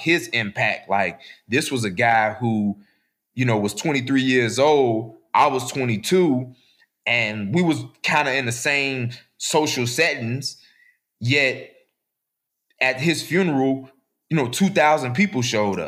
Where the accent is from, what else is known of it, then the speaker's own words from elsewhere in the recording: Chicago, Illinois, United States; I'm from Chicago